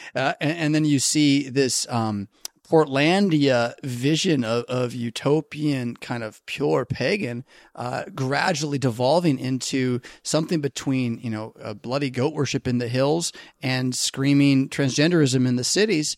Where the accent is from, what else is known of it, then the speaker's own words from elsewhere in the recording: United States; we as American Christians, American Lutherans